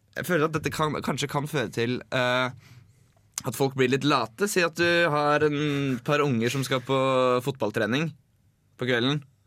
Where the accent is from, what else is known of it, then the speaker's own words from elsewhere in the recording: Drammen, Buskerud, Norway; moved away; Jeg var hjemme i Drammen en tur